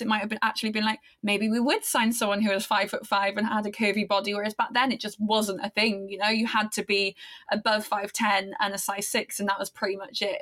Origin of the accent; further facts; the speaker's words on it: Aberystwyth, Wales, United Kingdom; in this small town, Wales, where I grew up, Aberystwyth